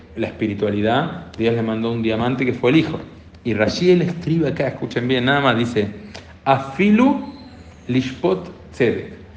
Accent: Argentina; como argentinos, o como argentinos y argentinas, también como personas que vivimos acá en Argentina

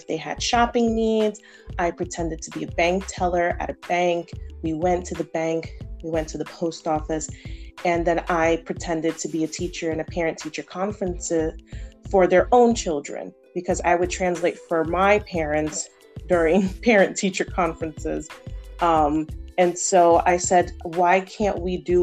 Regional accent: United States; being an American myself

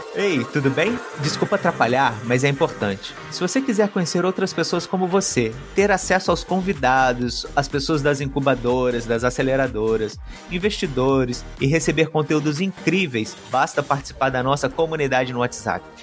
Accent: Brazil; now in Portugal; eu, como brasileiro, vim aqui para Portugal

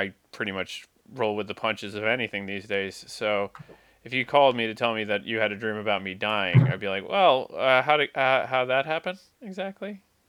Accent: San Diego, California, United States; I grew up in America. You know what San Diego is?

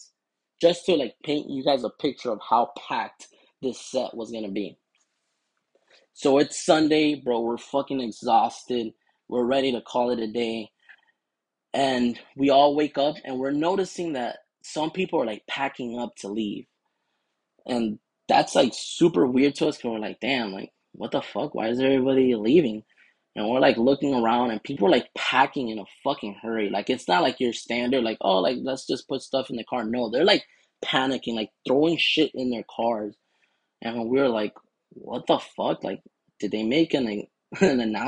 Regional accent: Miami, Florida, United States; we're from Florida

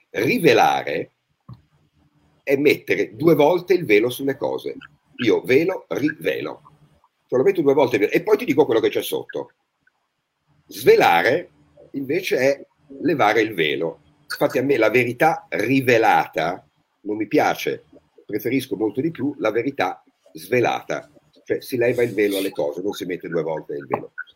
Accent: Tuscany, Italy; noi da toscano

